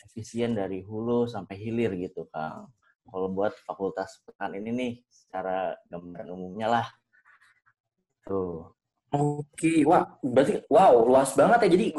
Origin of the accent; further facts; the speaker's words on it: Bogor, West Java, Indonesia; uh, gue angkatan 2019 asal gue dari kota Bogor.